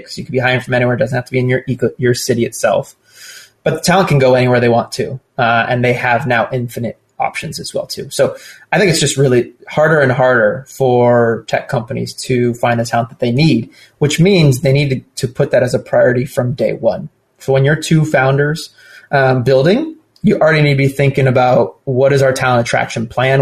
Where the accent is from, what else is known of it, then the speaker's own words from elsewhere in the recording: Southern California, United States; I'm born and raised in Southern California